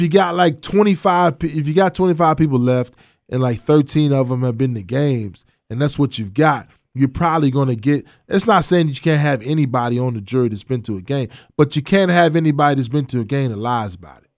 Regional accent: Providence, Kentucky, United States; I'm from Providence

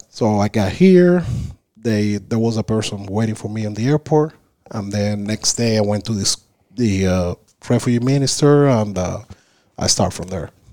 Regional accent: Havana, Cuba; English is a second language; moved away as an adult; also born or lived in Isla de la Juventud; now in United States; I was raised in Havana

